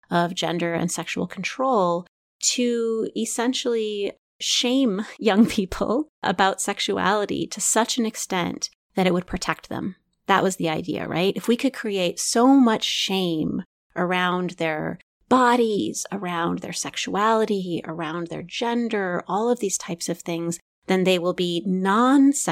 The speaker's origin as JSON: {"language": "English", "region": "Midwest", "country": "United States", "tie": "born or raised there", "said": "I was raised in the Evangelical Christian Church um, in the Midwest."}